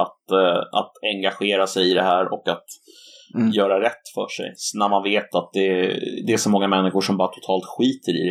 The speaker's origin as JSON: {"language": "Swedish", "country": "Sweden", "said": "den här kulturella identiteten som vi bär på som svenskar, är just svensk"}